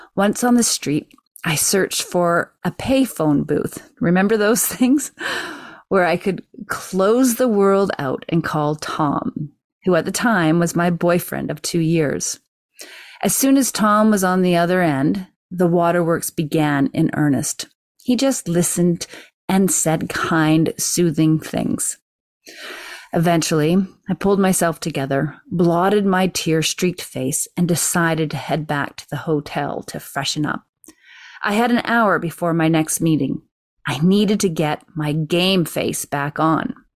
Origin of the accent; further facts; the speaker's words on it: Canada; being Canadian